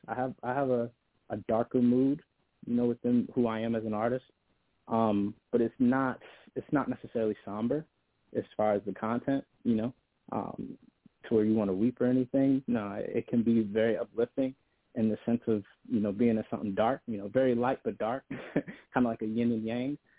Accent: Buffalo, New York, United States; I'm an artist from Buffalo, uh, Buffalo, New York.

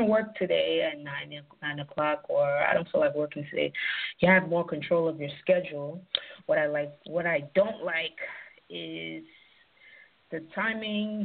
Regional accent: New York City, New York, United States; also born or lived in Nigeria; growing up in the Bronx

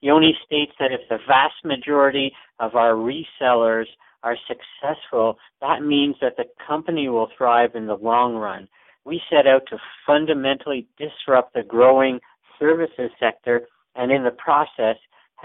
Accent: Canada; I am a Canadian

